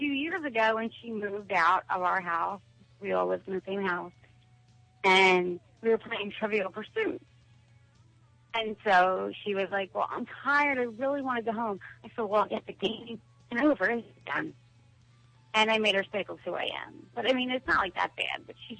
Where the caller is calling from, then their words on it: Philadelphia, Pennsylvania, United States; from Philly.